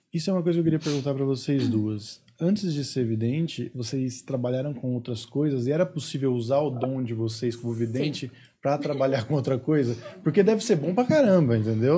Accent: Osasco, São Paulo, Brazil; eu sou de Osasco

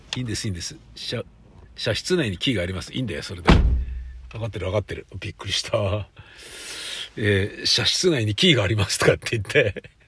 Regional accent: Tokyo, Japan; 都会で生まれて都会で育ってる

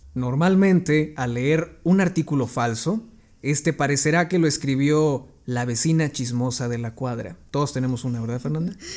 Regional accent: Mexico; la sociedad mexicana. ¿Por qué? Somos una cultura que cree más en la religión

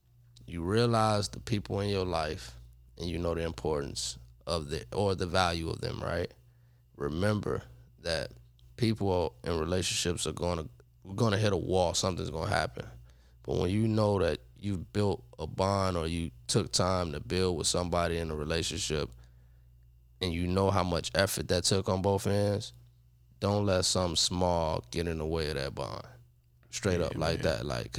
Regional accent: Chicago, Illinois, United States; now in Los Angeles, United States; I'm not from L.A., but I'm sort of like an L.A. guy.

